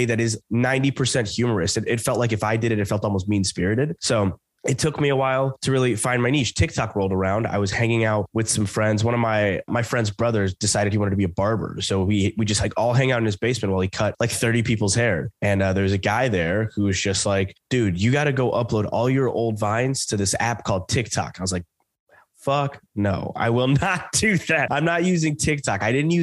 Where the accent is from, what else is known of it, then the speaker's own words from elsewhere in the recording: Southern Alabama, United States; I grew up in Southern Alabama